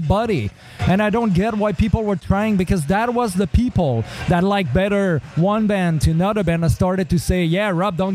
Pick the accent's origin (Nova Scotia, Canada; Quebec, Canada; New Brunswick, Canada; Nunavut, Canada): Quebec, Canada; Saguenay; moved away; also born or lived in Montreal; I'm from Saguenay. And when I moved there, there was, you know, in 93